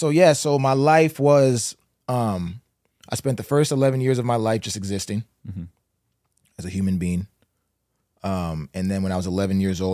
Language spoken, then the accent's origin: English; St. John's, Newfoundland and Labrador, Canada; born there; I was born in St. John's, Newfoundland.